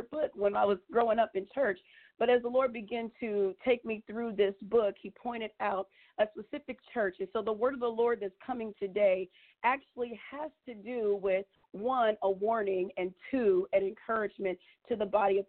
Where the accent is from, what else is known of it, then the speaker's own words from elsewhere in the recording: Indianapolis, Indiana, United States; also born or lived in Muncie, Indiana; I grew up here in Indiana, actually in Indianapolis, Indiana, and I moved to Muncie during my college years